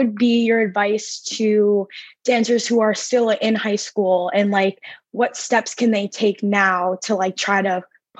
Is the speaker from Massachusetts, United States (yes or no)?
yes; Boston, Massachusetts, United States; I'm 16 years old and I'm from Boston. So I'm still in high school.